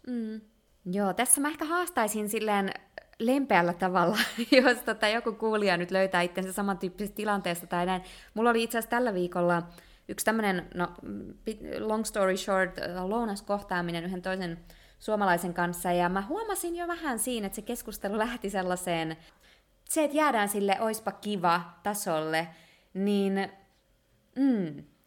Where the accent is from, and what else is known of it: Finland; born or raised there; moved away as an adult